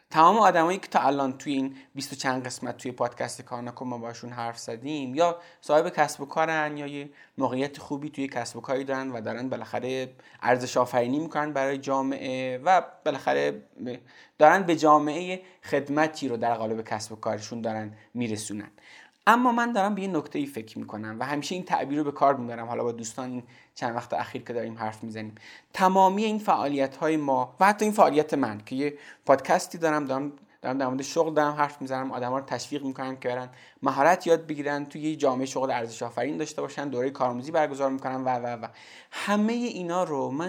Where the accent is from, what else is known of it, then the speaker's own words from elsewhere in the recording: Zabol, Sistan and Baluchestan, Iran; born there; من توی زابل به دنیا اومدم